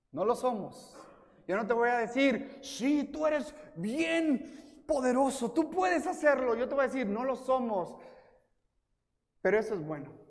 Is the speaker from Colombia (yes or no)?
no; Ciudad Juárez, Chihuahua, Mexico; also born or lived in El Paso, Texas, United States; Literalmente nací en El Paso, Texas, pero crecí en Juárez, México pero estudié la primaria en El Paso y luego vivía en Juárez y luego cuando me mudé al Paso a vivir, iba a la iglesia a México